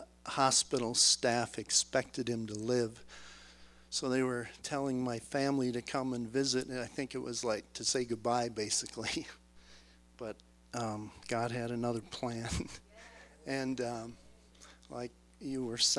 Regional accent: Minnesota, United States; moved away; I'm from Minnesota originally

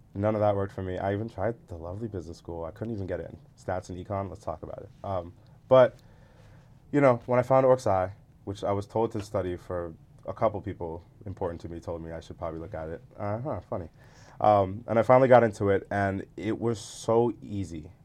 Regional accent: Atlanta, Georgia, United States; moved away as an adult; we're from Atlanta

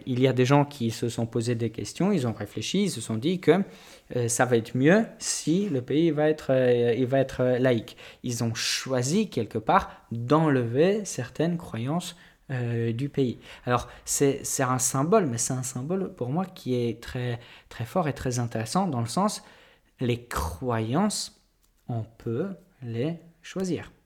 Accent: Poland; moved away; je suis polonais.

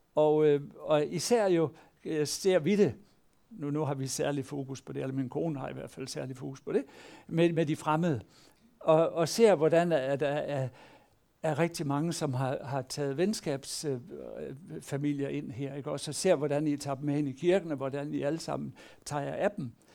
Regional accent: Denmark

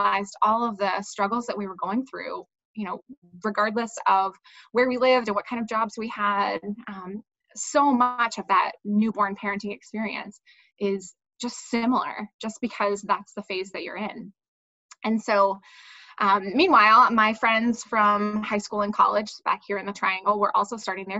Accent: Durham, North Carolina, United States; moved away as an adult; now in North Carolina, United States; I'm originally from North Carolina. I grew up in Durham

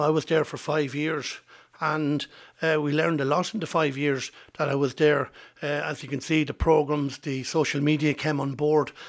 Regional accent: Trim, Leinster, Ireland; I'm a mead man because I was born in Trim

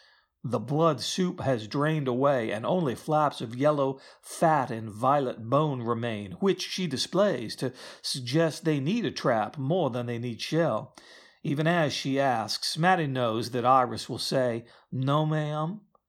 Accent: the South, United States; As you can tell, I don't have a Southern accent, although I am from the South.

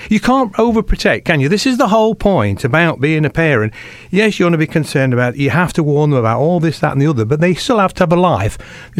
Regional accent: Rainworth, East Midlands, United Kingdom; I was brought up in Rainworth

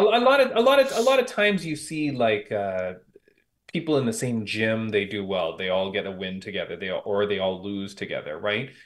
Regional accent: Toronto, Ontario, Canada; my hometown of Toronto, Canada

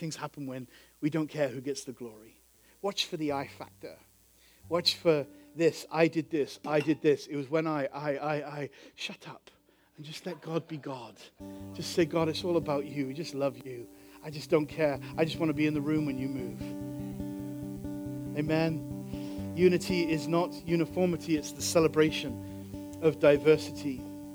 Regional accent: Chicago, Illinois, United States; we're from Chicago

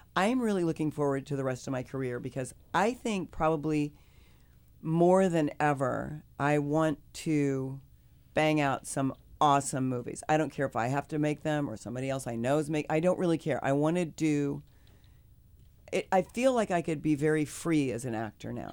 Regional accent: Kansas, United States; I'm from the Midwest. I'm from Kansas

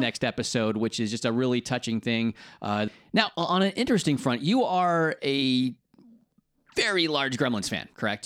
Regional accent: United States; now in United Kingdom; as an American

